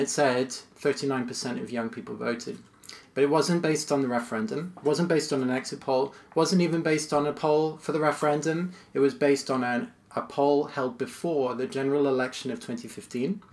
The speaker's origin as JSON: {"language": "English", "country": "United States", "said": "it was again familiar to me as an American"}